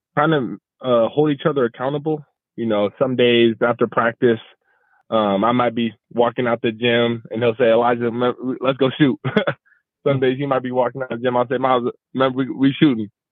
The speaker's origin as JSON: {"language": "English", "region": "Arizona", "country": "United States", "moved": "as an adult", "lives_now": "San Diego, United States", "said": "I am from Arizona"}